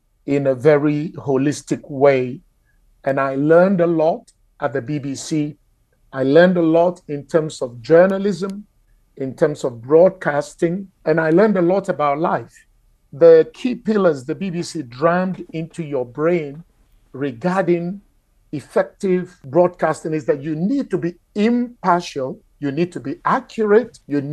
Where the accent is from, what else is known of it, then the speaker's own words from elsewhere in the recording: Ghana; moved away; Ghana, my home country